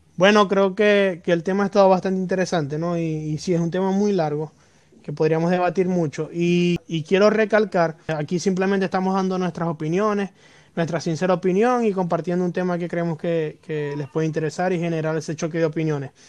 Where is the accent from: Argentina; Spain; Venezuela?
Venezuela; nosotros como venezolanos